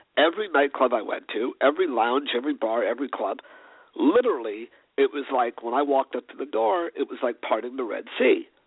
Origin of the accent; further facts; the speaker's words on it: New York City, New York, United States; also born or lived in Los Angeles; growing up in New York City in the early 80s